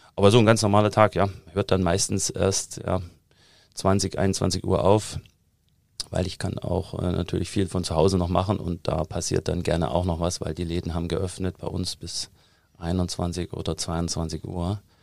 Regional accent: Thuringia, Germany; accent: Thuringian; moved away as an adult; also born or lived in United States; now in Munich, Germany; Also ich komme ja aus Thüringen, hört man immer immer noch raus und äh, ich habe auch irgendwann aufgegeben, daran zu arbeiten, den Akzent komplett wegzukriegen

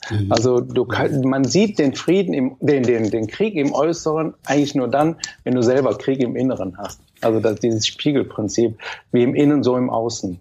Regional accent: Mönchengladbach, North Rhine-Westphalia, Germany; also born or lived in Cologne; ich komme aus Köln, ich bin ein gebürtiger Kölner, ein kölscher Jung, aber dann bin ich relativ schnell mit dreieinhalb Jahren nach Mönchengladbach

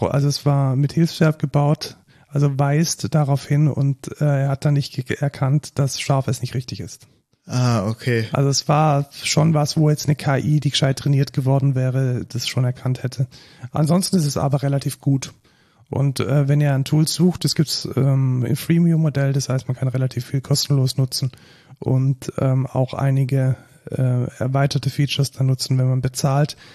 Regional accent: Germany; Und äh, man muss dann ab und zu als Deutsche schon auch mal deutsche Texte schreiben.

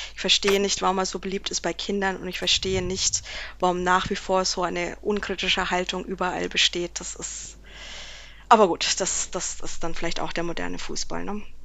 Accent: Erlangen, Bavaria, Germany; als Erlanger

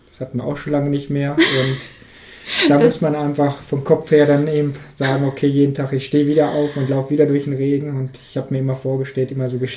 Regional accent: Harz, Germany; ich möchte eigentlich hier in Harz, darum Harz ist meine Heimat, die Gegend ist so schön

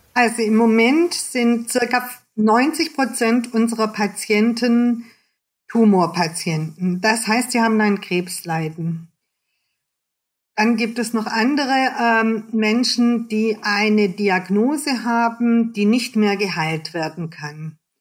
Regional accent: Germany; als Deutsche

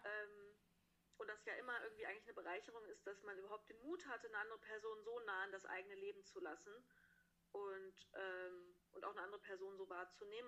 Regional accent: Hesse, Germany; moved away as an adult; now in Konstanz, Germany; in Hessen sagen wir Karneval, wo ich herkomme

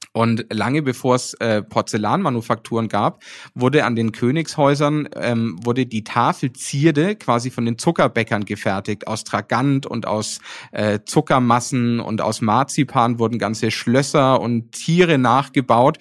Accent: Nuremberg, Bavaria, Germany; also born or lived in Paris; hier in meiner Heimat in Nürnberg

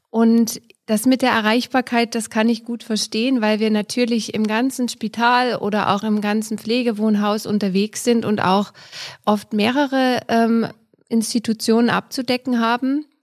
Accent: Germany; moved away as an adult; now in Austria; Es gibt in Österreich nicht viele, ähm, aber ich komme ja aus Deutschland und habe dort die Ausbildung und das Studium absolviert und freue mich, dass ich hier tätig sein kann.

